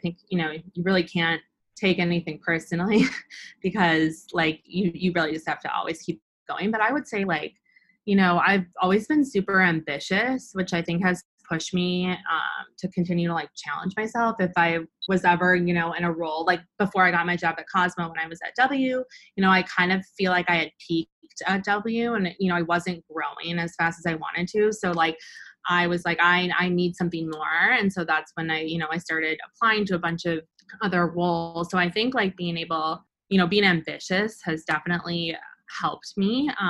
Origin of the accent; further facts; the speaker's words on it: Midwest, United States; And then I think because I'm from the Midwest, like I feel like I'm nice.